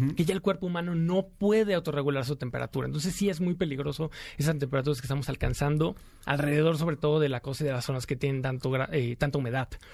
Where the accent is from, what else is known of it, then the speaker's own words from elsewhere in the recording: Veracruz, Mexico; Yo soy de, la, de Veracruz, del puerto